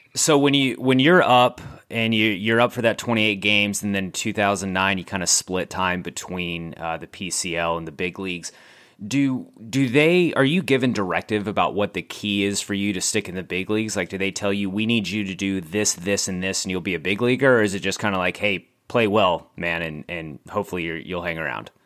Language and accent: English; San Antonio, Texas, United States; San Antonio, which we've, we've documented on this podcast before, is my hometown